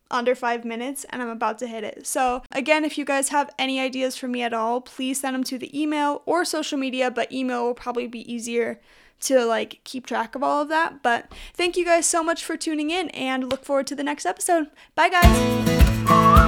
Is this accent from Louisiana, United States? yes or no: no; Utah, United States; I'm from Utah